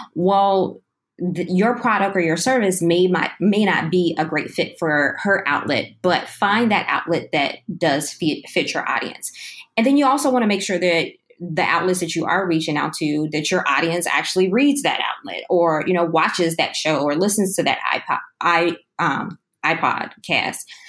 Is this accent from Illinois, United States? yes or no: yes; Chicago, Illinois, United States; moved away as an adult; now in Austin, United States; I'm originally from Chicago, Illinois, and I ran away from the cold a couple of years ago to Texas.